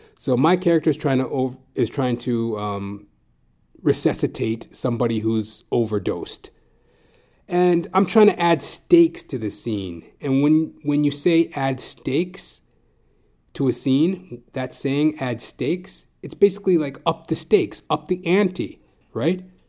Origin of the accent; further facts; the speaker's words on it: Edmonton, Alberta, Canada; moved away as an adult; also born or lived in Calgary, Alberta; now in Toronto, Canada; I'm originally from Edmonton, Alberta